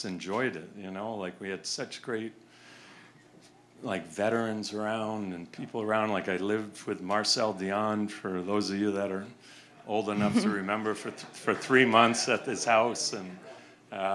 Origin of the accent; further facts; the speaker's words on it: Connecticut, United States; growing up in Connecticut